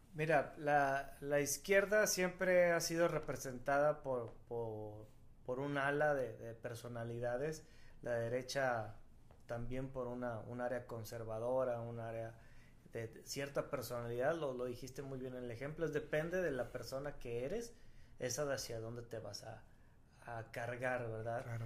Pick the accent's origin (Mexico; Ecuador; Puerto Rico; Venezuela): Mexico; todos los mexicanos somos nacionalistas